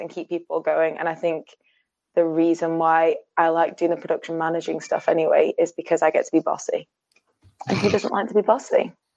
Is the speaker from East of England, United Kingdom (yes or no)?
no; Sheffield, Yorkshire and the Humber, United Kingdom; now in Glasgow, United Kingdom; I live in Glasgow at the moment, but I'm from Sheffield